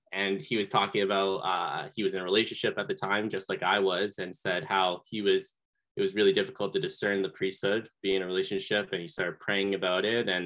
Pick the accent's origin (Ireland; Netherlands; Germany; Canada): Canada; Seaforth, Ontario; now in London, Canada; I'm originally from Seaforth, Ontario, which is near Lake Huron. My mom and I moved to London just last year. So I'm getting to know the area in London, but grew up in a small town in Seaforth.